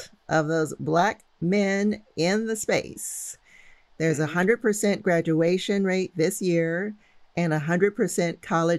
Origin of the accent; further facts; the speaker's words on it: St. Louis, Missouri, United States; So listeners know that I'm from St. Louis.